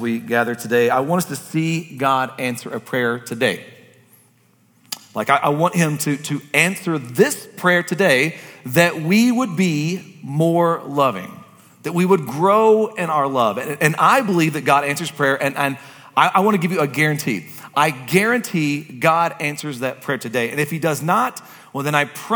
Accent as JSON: {"language": "English", "region": "Kentucky", "country": "United States", "said": "I'm from Kentucky"}